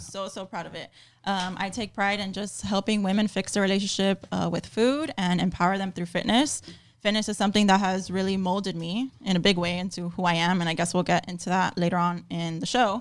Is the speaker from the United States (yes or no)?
yes; Miami, Florida, United States; born and raised in Miami, Florida